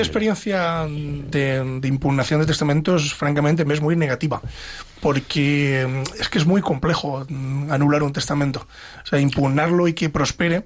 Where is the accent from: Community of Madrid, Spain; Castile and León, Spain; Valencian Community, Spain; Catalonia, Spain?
Castile and León, Spain; Pedro Bernardo; Pedro Bernardo, a mi pueblo